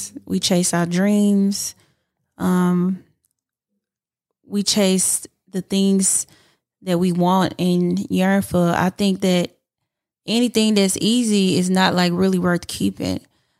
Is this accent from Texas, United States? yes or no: yes; Houston, Texas, United States; I'm from Houston, so I always got to represent.